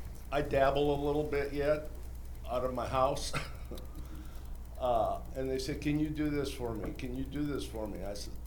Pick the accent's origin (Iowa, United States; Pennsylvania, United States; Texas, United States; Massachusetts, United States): Iowa, United States; Seymour; I'm from Seymour, Iowa, third generation butcher, one generation critical care paramedic, kind of went both ends of the spectrum.